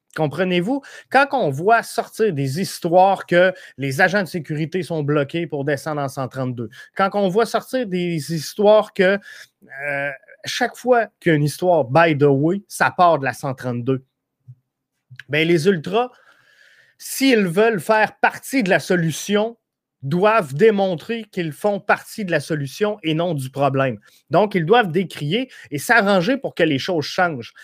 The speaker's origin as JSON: {"language": "French", "town": "Rivière-du-Loup", "region": "Quebec", "country": "Canada", "said": "Moi, je viens de Rivière-du-Loup"}